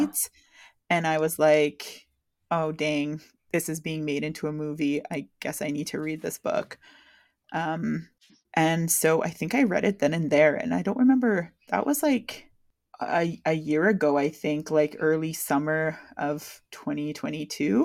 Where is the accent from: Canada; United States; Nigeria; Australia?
Canada; exposing myself as a Canadian